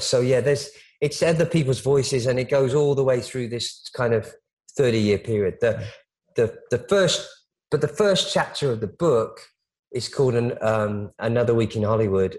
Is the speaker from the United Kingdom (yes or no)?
yes; United Kingdom; I'm British. I grew up with a kind of reverence for the royal family